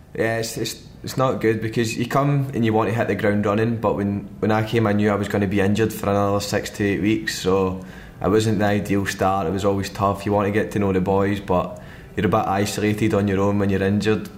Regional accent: Glasgow, Scotland, United Kingdom; moved away as an adult; now in London, United Kingdom; in Glasgow and that in my hometown in Scotland

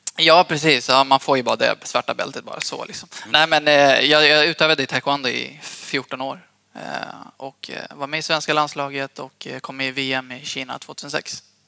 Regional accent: Eskilstuna, Södermanland, Sweden; also born or lived in Hallstahammar; jag är född och uppvuxen i Eskilstuna från början

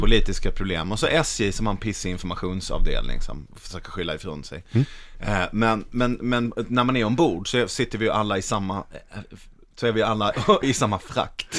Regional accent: Malmö, Skåne, Sweden; jag är från Malmö

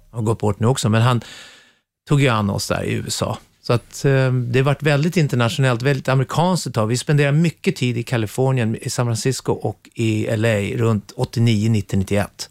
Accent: Sweden; moved away as an adult; now in England; vi är ju svenskar

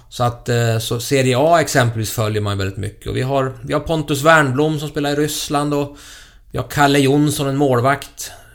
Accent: Köping, Västmanland, Sweden; i Köping F F i min hemstad

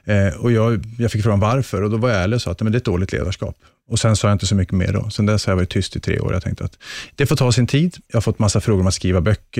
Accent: Luleå, Norrbotten County, Sweden; uppe i Luleå där jag är född och uppvuxen

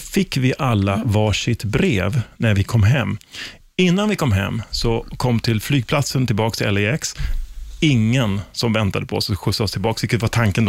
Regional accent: Sweden; som svensk

